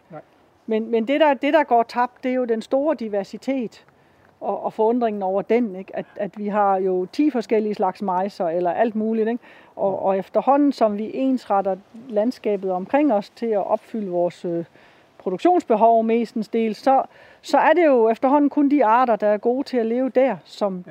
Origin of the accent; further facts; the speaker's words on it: Denmark; det, vi har herhjemme i Danmark